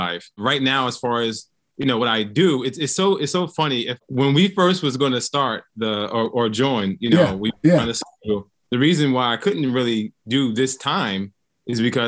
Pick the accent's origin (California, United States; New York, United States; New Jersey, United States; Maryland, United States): New Jersey, United States; Newark; I was born and raised in Newark, New Jersey